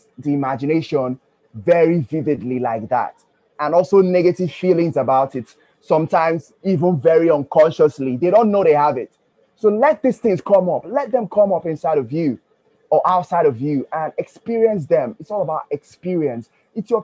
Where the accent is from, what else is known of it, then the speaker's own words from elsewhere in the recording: Nigeria; also born or lived in Ughelli; now in Port Harcourt, Nigeria; I'm from Nigeria. And in my secondary school, I was abused a lot